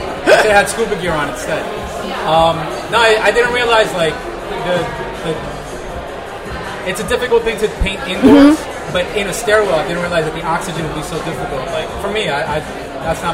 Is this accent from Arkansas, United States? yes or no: no; New York City, New York, United States; I'm a New Yorker and I was born and raised, like, in the cities